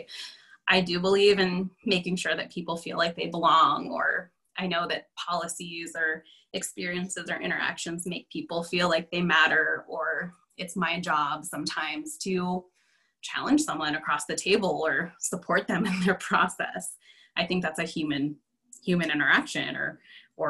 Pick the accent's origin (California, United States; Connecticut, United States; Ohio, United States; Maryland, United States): California, United States; Los Angeles; moved away as an adult; also born or lived in Bay Area, California / Northeast United States; now in Twin Cities, Minnesota, United States; I'm originally from California, grew up in LA, and lived in the Bay Area for, gosh, forever